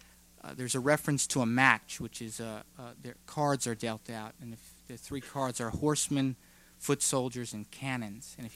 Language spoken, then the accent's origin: English; Virginia, United States; growing up on the Potomac River in Virginia in a house my parents built